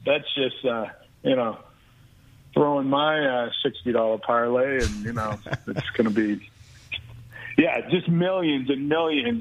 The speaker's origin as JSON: {"language": "English", "town": "Boston", "region": "Massachusetts", "country": "United States", "tie": "born or raised there", "said": "I grew up in the Boston area, just diehard Boston sports."}